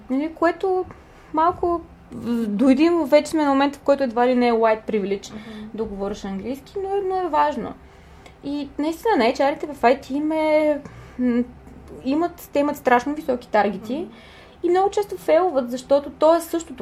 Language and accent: Bulgarian; Burgas, Burgas Province, Bulgaria; аз съм от Бургас